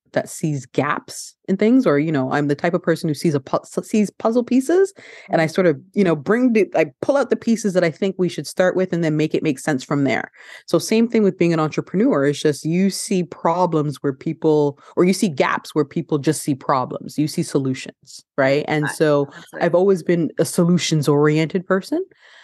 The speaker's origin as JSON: {"language": "English", "country": "Canada", "tie": "born or raised there", "also_born_or_lived": "Ghana", "said": "So I'm originally from Ghana. So I was born in Ghana, West Africa. And then my mother, along with my parents, I immigrated to Canada when I was a baby. So I was like 2 years old when we came to Canada."}